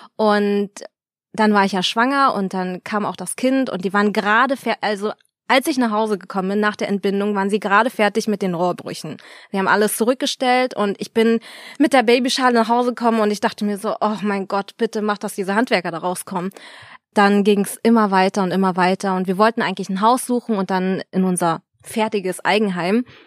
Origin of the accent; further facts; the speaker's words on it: Berlin, Germany; moved away as an adult; now in Cologne, Germany; ich bin gebürtige Berlinerin, Yay! habe 25 Jahre oder so hier gewohnt